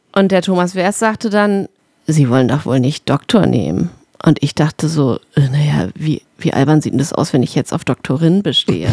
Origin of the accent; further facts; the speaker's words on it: Berlin, Germany; moved away as an adult; ich bin ja nach sieben Jahren oder Fuchs zurück in meine Heimat Berlin gezogen